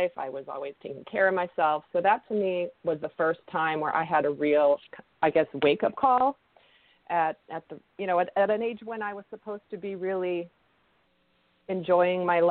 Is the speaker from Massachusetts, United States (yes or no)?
yes; outside of Boston, Massachusetts, United States; my background is somewhat of the typical suburban young child growing up outside of Boston